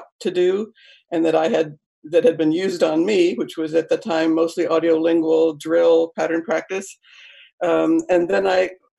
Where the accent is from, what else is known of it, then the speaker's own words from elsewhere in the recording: North Carolina, United States; first language English; moved away; I grew up in North Carolina in the U.S.